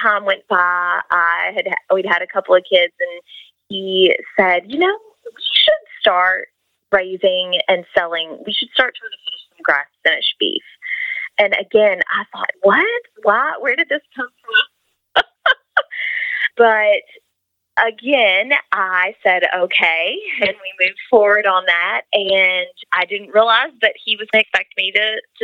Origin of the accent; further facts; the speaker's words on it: Kentucky, United States; I grew up here in Kentucky